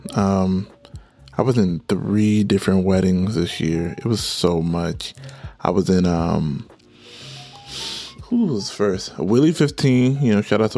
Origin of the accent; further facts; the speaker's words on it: Nigeria; I'm Nigerian.